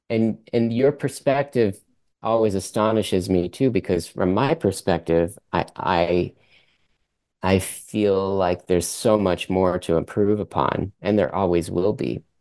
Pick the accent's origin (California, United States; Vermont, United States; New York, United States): Vermont, United States; first language French; English is a second language; were born in, in the, in the united states in vermont Although my mother is native of Canada, she's from Quebec, Montreal